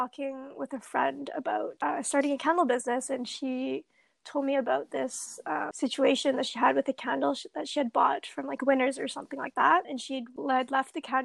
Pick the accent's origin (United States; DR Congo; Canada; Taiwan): Canada; British Columbia; growing up in British Columbia, we're known for our nature. I mean, I've grown up here, born, raised here